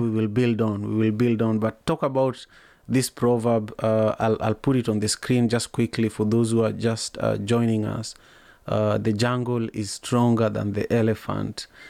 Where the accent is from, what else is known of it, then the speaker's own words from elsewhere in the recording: Manyatta, Kisumu County, Kenya; growing up in Manyatta